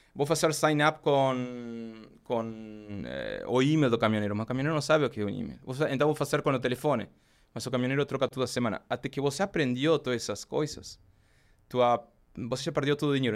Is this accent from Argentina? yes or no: yes; Argentina; Portuguese is a second language; moved away as an adult; now in Brazil; Eu, pelo sotaque, obviamente, eu sou argentino. é, eu comecei a viajar em bicicleta na Argentina, desde que era pequeno